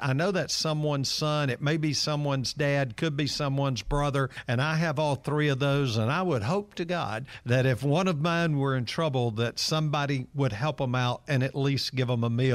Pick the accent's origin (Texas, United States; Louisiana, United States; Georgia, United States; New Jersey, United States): Georgia, United States; Atlanta; I'm one of those kids that grew up in downtown Atlanta, and I grew up right on Marietta Street